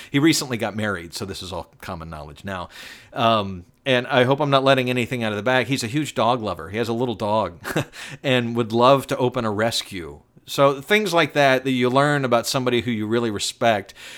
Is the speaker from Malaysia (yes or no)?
no; the South, United States; I was raised in the South